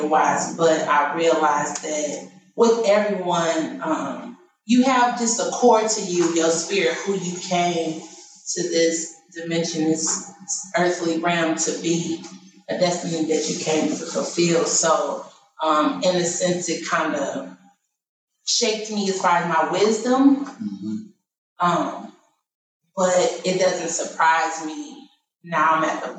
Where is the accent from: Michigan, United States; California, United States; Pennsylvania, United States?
Michigan, United States; moved away as an adult; now in Baltimore, United States; I was born and raised. I'm from Michigan